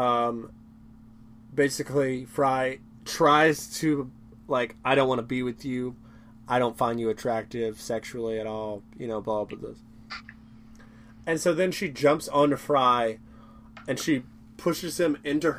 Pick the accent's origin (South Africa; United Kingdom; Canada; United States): United States; the South; We're from the South